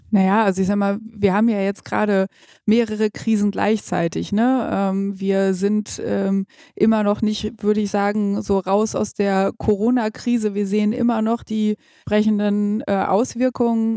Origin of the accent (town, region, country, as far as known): Gütersloh, North Rhine-Westphalia, Germany; born or raised there